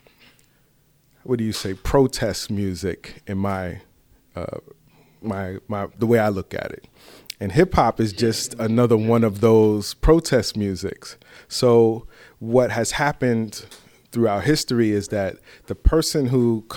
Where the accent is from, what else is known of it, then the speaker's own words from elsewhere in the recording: New York City, New York, United States; originally from the Bronx, Boogie Down, Bronx, New York